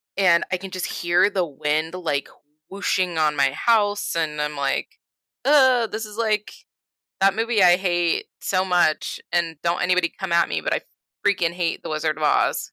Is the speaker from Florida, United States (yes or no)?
yes; Florida, United States; moved away; I'm from Florida